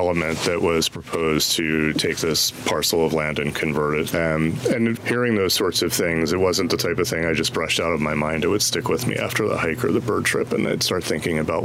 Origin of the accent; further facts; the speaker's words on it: Delaware and Philadelphia, Mid-Atlantic, United States; moved away as an adult; now in Tucson, United States; I grew up on the Mid-Atlantic, Delaware and Philadelphia